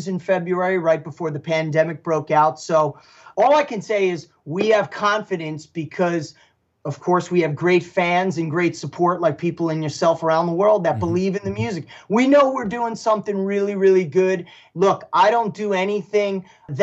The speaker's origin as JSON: {"language": "English", "town": "Paramus", "region": "New Jersey", "country": "United States", "tie": "born or raised there", "said": "I'm from Paramus"}